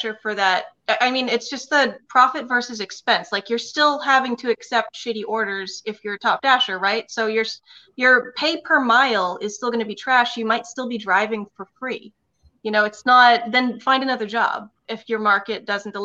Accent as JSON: {"language": "English", "region": "New England", "country": "United States", "said": "I'm from New England"}